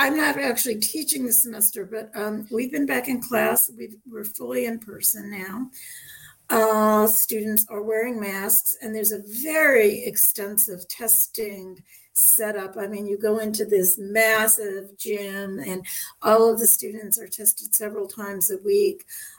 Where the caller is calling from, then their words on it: Newton, Massachusetts, United States; I'm calling from Newton, Massachusetts. We're just a couple miles outside of Boston.